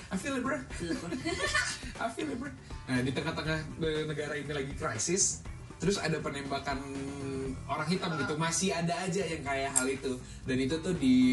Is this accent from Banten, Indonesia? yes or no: no; Jakarta, Indonesia; walaupun kita orang Indonesia walaupun kita orang Jakarta gitu